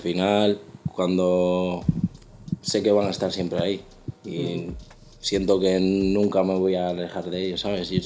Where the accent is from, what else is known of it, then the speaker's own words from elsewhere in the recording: Bilbao, Basque Country, Spain; soy un cantante de Bilbao